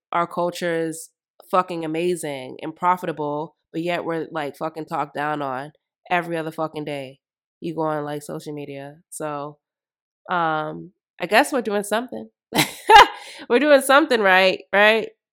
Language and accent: English; United States; I'm black American, straight through and through my ancestors built this fucking country.